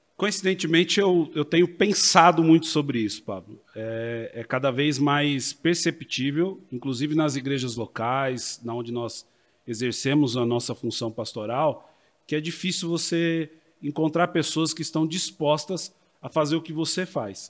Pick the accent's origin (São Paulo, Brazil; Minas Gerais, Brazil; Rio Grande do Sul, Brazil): São Paulo, Brazil; Americana; Sou nascido em Americana, vivi parte da minha vida na cidade de São Paulo, regressei ao interior já num período é, entre a minha juventude e fase adulta